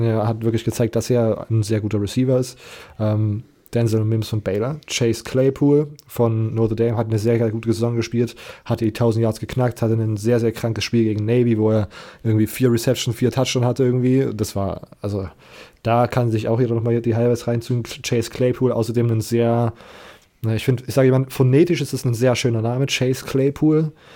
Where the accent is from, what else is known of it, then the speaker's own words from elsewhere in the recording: Leipzig, Saxony, Germany; ich komme aus Leipzig